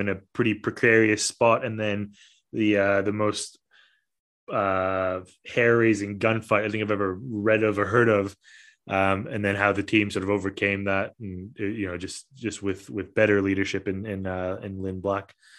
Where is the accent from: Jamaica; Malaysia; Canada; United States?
Malaysia; also born or lived in Australia / Italy; now in Scotland, United Kingdom; I'm originally from Malaysia